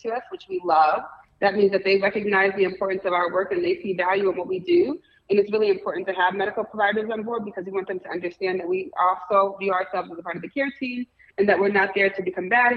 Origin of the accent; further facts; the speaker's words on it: Bridgeport, Connecticut, United States; moved away as an adult; now in Cleveland, United States; I'm actually from Bridgeport, Connecticut. I moved to Cleveland about 10 years ago